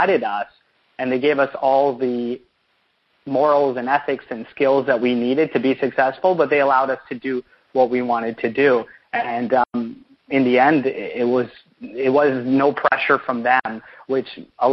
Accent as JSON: {"language": "English", "country": "Canada", "tie": "born or raised there", "said": "growing up in Canada, ice hockey was sort of the first thing that you're going to get accustomed to."}